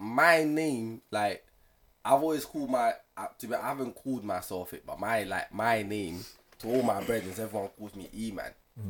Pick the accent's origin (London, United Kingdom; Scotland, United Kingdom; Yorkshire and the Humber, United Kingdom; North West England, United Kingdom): London, United Kingdom; Me, originally, I grew up in Grant Park, so that's NW9. So that's like Collindale side.